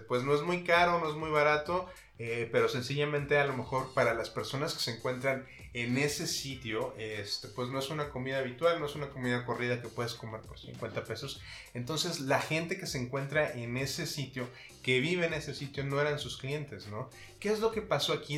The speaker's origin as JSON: {"language": "Spanish", "country": "Mexico", "said": "nosotros como mexicanos"}